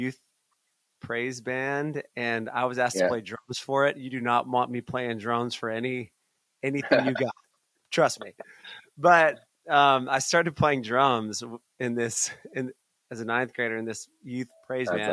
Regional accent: Atlanta, Georgia, United States; I grew up in Atlanta.

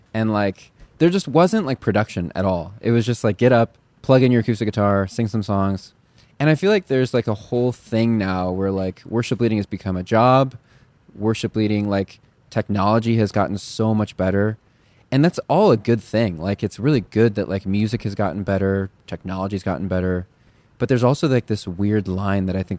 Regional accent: Chicago, Illinois, United States; Chicago, my hometown

